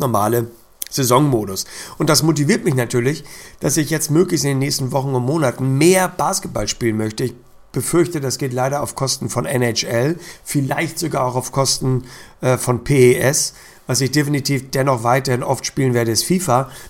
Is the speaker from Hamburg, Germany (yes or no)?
yes; Hamburg, Germany; als Hamburger